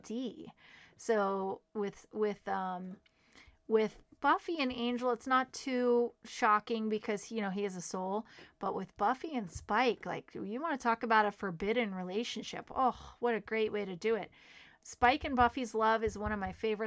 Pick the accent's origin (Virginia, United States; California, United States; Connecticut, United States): Virginia, United States; Manassas; I was raised in Manassas, Virginia, where the Civil War is sort of shoved down your throat